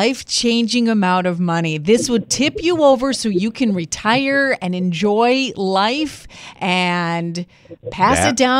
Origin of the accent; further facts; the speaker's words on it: Greece; I grew up in Greece. Let me see. Do we want Greece to look ugly?